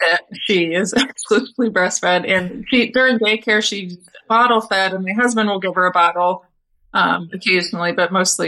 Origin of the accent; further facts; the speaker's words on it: Cincinnati, Ohio, United States; No, I actually grew up in Cincinnati, Ohio.